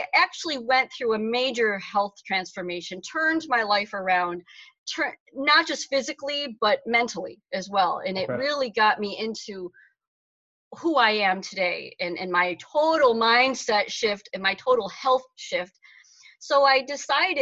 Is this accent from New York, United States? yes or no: yes; Utica, New York, United States; moved away as an adult; now in Auburn, Massachusetts, United States; I'm originally from Utica, New York, which is in central New York, nowhere near New York City